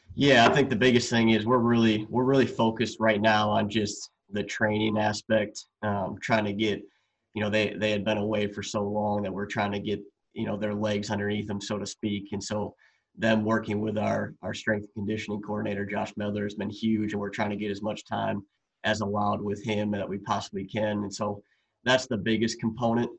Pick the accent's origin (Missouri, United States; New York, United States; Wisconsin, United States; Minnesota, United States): Wisconsin, United States; I'm from Wisconsin